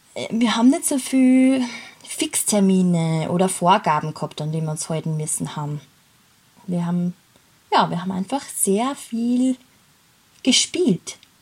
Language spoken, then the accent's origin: German; Laakirchen, Upper Austria, Austria; Ich bin in Oberösterreich geboren und eben dort in Lackirchen aufgewachsen